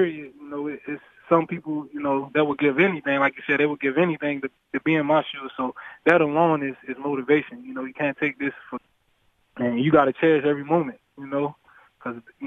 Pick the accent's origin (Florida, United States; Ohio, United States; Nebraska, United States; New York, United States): Florida, United States; moved away as an adult; now in Buffalo, United States; I'm from Florida, but I'm not from a big town. My town is just a lot of hardworking people.